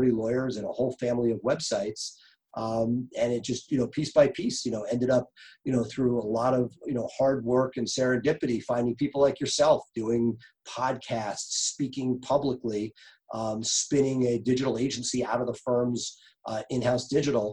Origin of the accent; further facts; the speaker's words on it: New York, United States; moved away as an adult; also born or lived in Philadelphia; now in Washington, DC, United States; I grew up in New York, made it to Philly for college